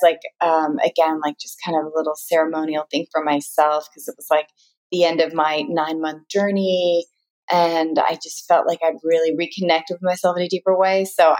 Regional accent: United States; But that's where I realize I'm very American because I'm like, oh, I love being tanner, the darker, the better. When I was younger, I always loved being half Indian.

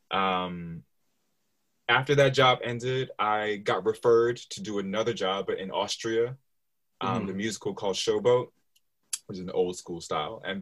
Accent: New York City, New York, United States; accent: general American; now in London, United Kingdom; So I'm originally from New York City. The accent is pretty much a general American accent. I don't have a strong New York accent.

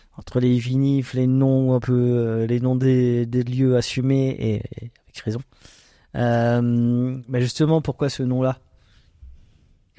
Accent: Alsace, Grand Est, France; on est des Alsaciens

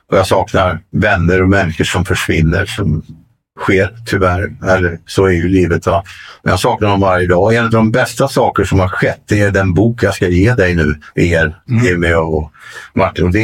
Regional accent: Solna, Stockholm County, Sweden; Nej, men jag är svensk. Jag är från Solna.

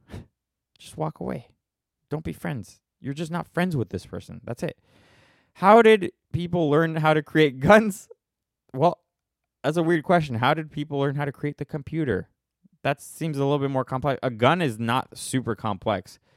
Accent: United States; we're American

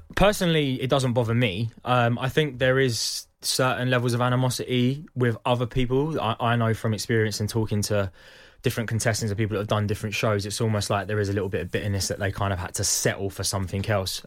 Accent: Croydon, London, United Kingdom; I was born in Croydon, I come from a working class family

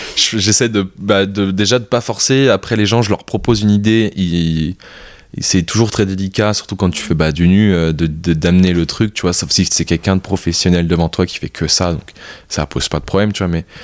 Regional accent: France; also born or lived in Vietnam; je suis français

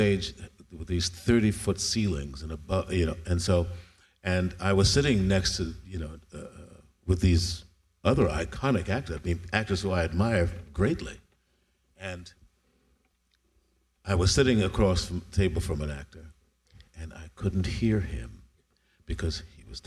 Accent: New York, United States; I'm from New York

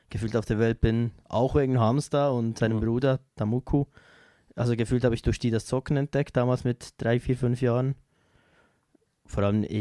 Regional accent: Switzerland; Auch sehr kleine Bands bei uns in der Schweiz unterstütze ich gerne halt.

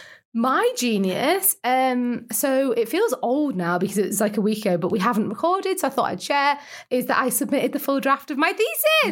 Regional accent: Lake District, North West England, United Kingdom; I'm from the Lake District

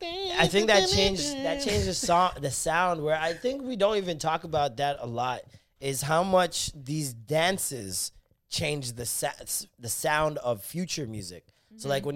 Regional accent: Canada; as a Canadian

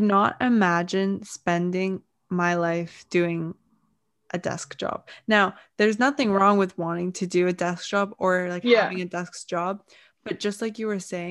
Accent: England, United Kingdom; moved away; I'm from England

